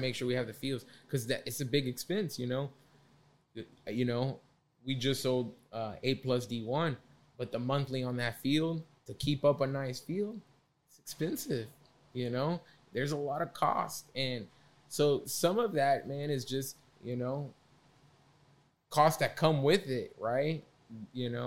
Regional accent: Carrollton, Texas, United States; I grew up in Carrollton

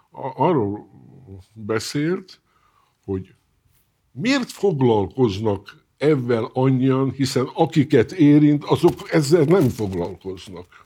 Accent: Hungary; Én avval nem foglalkozom, magyar vagyok, illetve akkor foglalkozom, kimegyek külföldre, akkor tudom, hogy nem külföldi vagyok, hanem magyar.

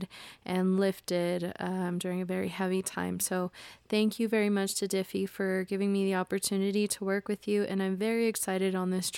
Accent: United States; I was born and raised in the United States into a family of immigrants.

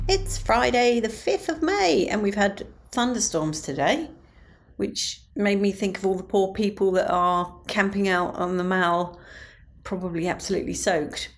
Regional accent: Medway, South East England, United Kingdom; my hometown of Medway

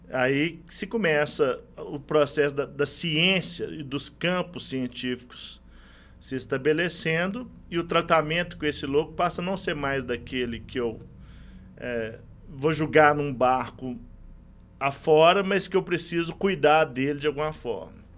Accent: Itaúna, Minas Gerais, Brazil; Eu sou do interior de Minas, sou de Itaúna

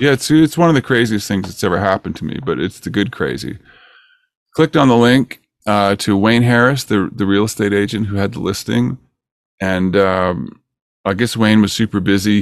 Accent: Peterborough, Ontario, Canada; moved away as an adult; now in California, United States; I live in California, and I grew up in Ontario, but I, I came here when I was twenty-one years old

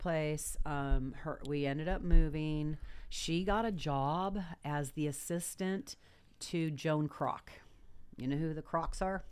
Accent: Los Angeles, California, United States; moved away as an adult; also born or lived in La Jolla, San Diego / Virginia Beach, Virginia; I was raised in Reseda

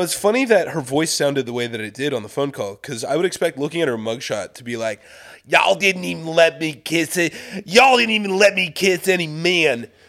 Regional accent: Kansas City, Missouri, United States; moved away; I grew up in Kansas City

